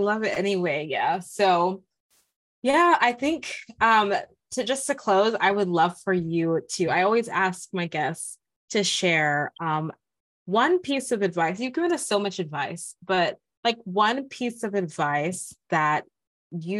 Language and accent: English; Nigeria; I'm Nigerian.